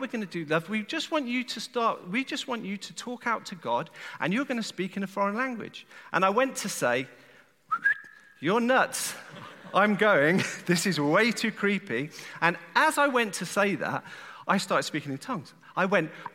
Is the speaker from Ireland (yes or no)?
no; England, United Kingdom; I'm from England, I'll join the Church of England